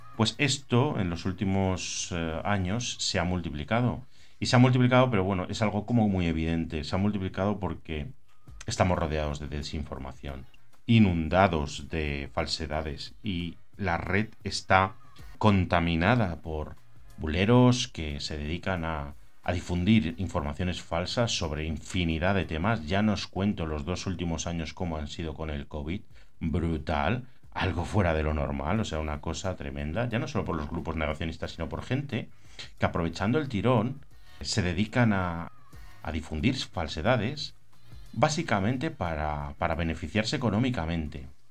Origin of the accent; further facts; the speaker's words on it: Burgos, Castile and León, Spain; now in Campanet, Spain; soy de Burgos, aunque vivo en Campanet, en Islas Baleares